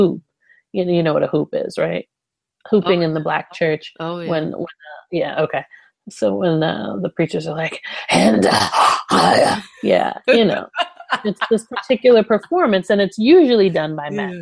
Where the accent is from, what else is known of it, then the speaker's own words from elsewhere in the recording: New York, United States; moved away as an adult; also born or lived in North Carolina / Nashville; I come from New York